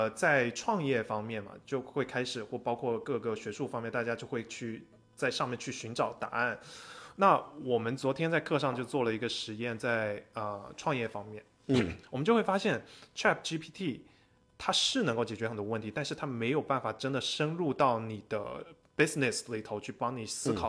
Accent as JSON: {"language": "Chinese", "country": "United States", "tie": "born or raised there", "said": "我是在美国成长的，然后我又在中国工作了，之后又出来读 MBA"}